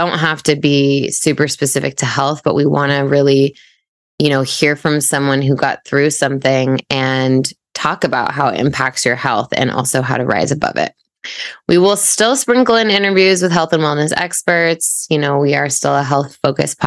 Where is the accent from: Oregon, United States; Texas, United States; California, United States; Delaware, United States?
Oregon, United States; Portland; also born or lived in London / Coeur d'Alene, Idaho; we grew up in Portland area, but a suburb, Westland. Jess and I went to middle school and high school there.